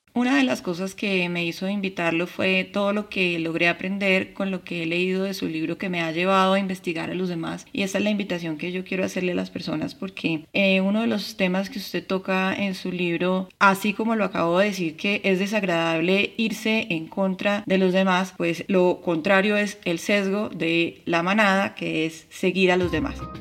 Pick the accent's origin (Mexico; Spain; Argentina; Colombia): Colombia; mi país Colombia